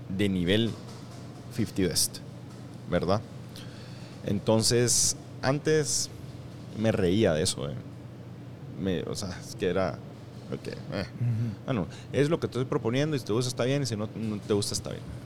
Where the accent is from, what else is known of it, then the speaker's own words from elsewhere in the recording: Escuintla, Guatemala; now in Guatemala City, Guatemala; soy de Escuintla